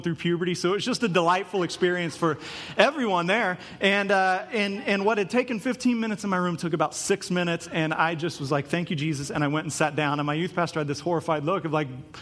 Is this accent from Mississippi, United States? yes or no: no; Topeka, Kansas, United States; the youth group I grew up in Topeka, Kansas